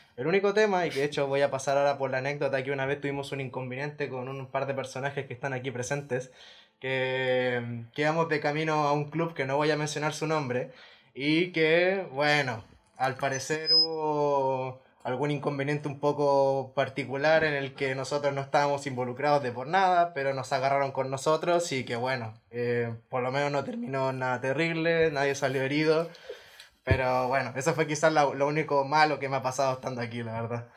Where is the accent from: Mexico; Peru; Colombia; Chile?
Chile; Valparaíso; moved away as an adult; now in Castellón, Spain; vengo de Chile, específicamente de la ciudad de Valparaíso, un porteño de corazón